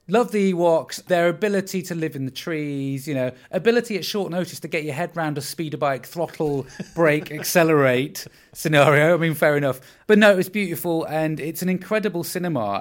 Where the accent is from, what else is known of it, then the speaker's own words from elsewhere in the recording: Windermere, North West England, United Kingdom; I am from Windermere in the Lake District